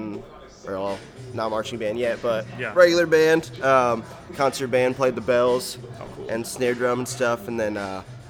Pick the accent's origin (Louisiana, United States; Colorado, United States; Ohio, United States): Ohio, United States; Toledo; So I started going to the University of Toledo, my hometown.